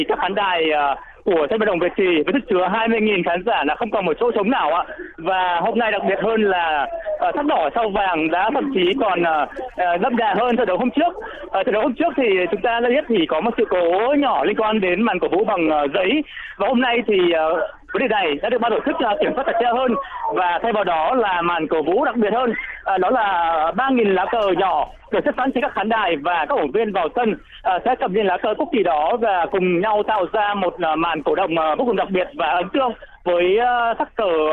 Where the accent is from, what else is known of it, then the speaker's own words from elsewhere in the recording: Cẩm Giàng, Hải Dương, Vietnam; vâng tôi à, à, đến à, từ Cẩm Giàng